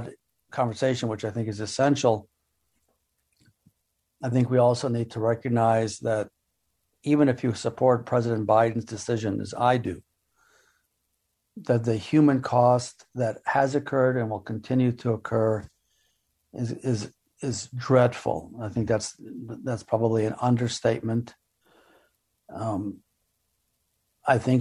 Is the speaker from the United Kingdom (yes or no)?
no; Israel; I'm not from Afghanistan. I'm from Israel